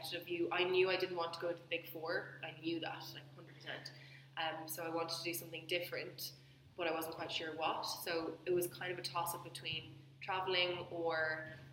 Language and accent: English; Dublin, Leinster, Ireland; I grew up in Dublin and I went to college in Dublin